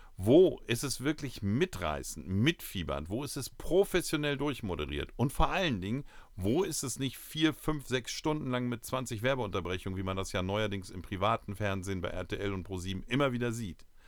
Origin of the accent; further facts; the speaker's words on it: Uelzen, Lower Saxony, Germany; in Uelzen, äh, für mich meine Heimatstadt